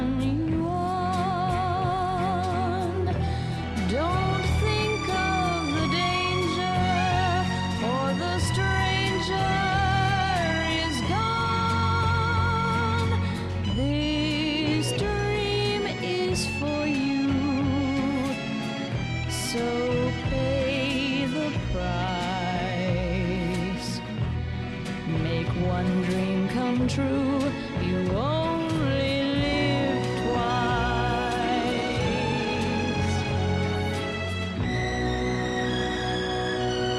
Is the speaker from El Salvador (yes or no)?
no; Luton, East of England, United Kingdom; I was born and brought up in Luton.